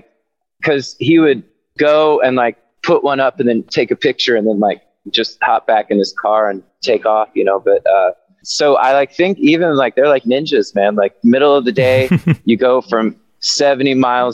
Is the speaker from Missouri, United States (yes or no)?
no; North Carolina, United States; I grew up in North Carolina, and where I grew up in North Carolina was not a tiny town, but it was relatively small